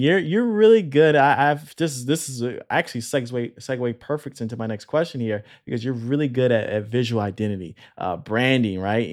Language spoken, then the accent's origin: English; Illinois, United States; moved away; I'm coming from the Midwest originally, coming from Illinois